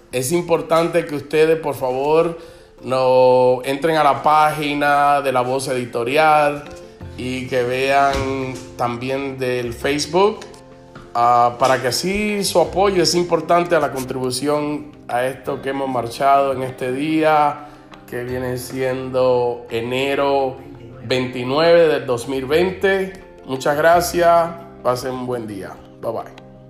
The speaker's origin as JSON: {"language": "Spanish", "country": "Cuba", "also_born_or_lived": "Los Angeles", "moved": "yes", "lives_now": "United States", "said": "aquellos que salimos de Cuba, que salimos con una dictadura"}